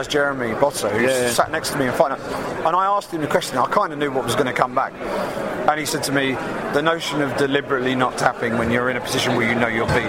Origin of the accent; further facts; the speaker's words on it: England, United Kingdom; I'm an English journalist.